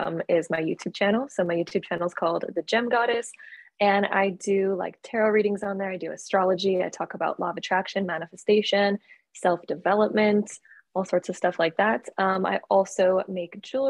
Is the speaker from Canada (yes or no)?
yes; Canada; I am originally from Canada. I was born and raised in Canada